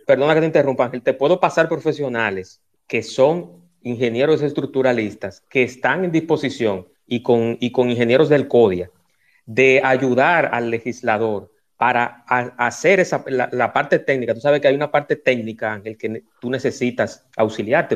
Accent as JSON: {"language": "Spanish", "country": "Dominican Republic", "said": "yo como dominicano, como una persona que paga sus impuestos"}